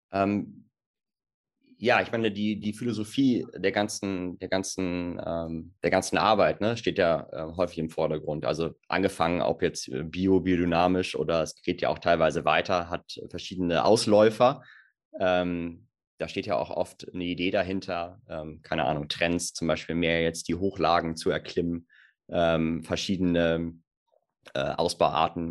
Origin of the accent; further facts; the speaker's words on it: Germany; bei uns in Deutschland